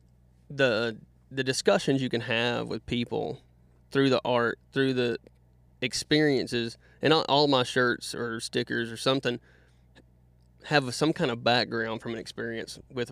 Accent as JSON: {"language": "English", "town": "Statesville", "region": "North Carolina", "country": "United States", "tie": "born or raised there", "said": "from Statesville, North Carolina. Lived in North Carolina my whole life."}